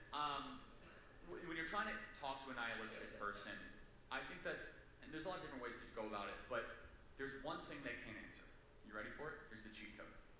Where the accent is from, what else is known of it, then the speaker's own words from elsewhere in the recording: California, United States; I'm from California.